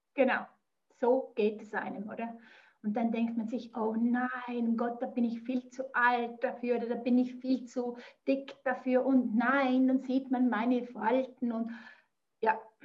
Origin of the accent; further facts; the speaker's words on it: near Zurich, Switzerland; accent: Swiss; ich komme aus der Nähe von Zürich. Ich wohne im Zürcher Oberland